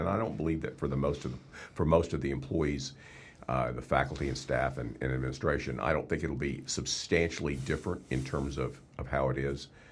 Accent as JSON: {"language": "English", "region": "Texas", "country": "United States", "tie": "born or raised there", "also_born_or_lived": "Oklahoma / Arkansas / South Dakota", "moved": "as an adult", "said": "I was born and raised in Texas"}